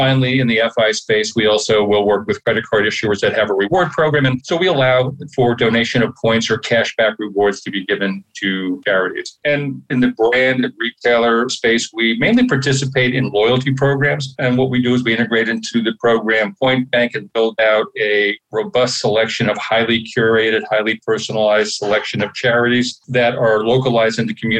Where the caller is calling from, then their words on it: Philadelphia, Pennsylvania, United States; I am in Center City, Philadelphia.